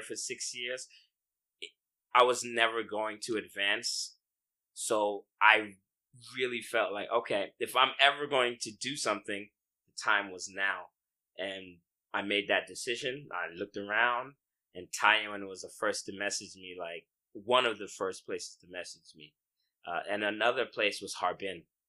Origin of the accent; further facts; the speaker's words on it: United States; moved away as an adult; also born or lived in China; now in Taiwan; I'm from America.